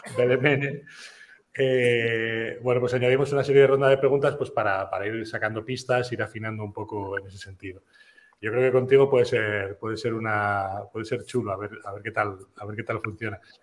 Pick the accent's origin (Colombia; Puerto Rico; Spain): Spain; San Sebastián, Basque Country; Yo, yo soy de Donosti